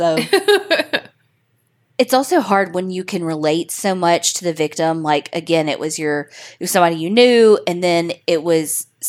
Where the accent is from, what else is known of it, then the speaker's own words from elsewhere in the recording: Wasilla, Alaska, United States; This also took place in Alaska, in my hometown of Wasilla.